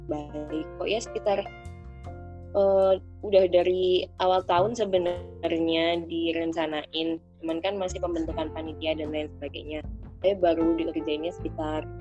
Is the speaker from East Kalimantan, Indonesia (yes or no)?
no; Sleman, Special Region of Yogyakarta, Indonesia; Hmm, asli kok aku asli Jogja, asli Sleman.